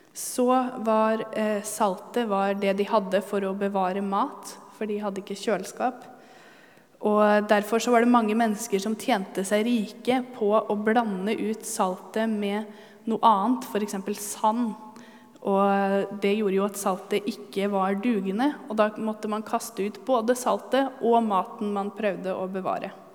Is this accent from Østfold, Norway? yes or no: yes; Halden, Østfold, Norway; moved away; jeg kommer fra Halden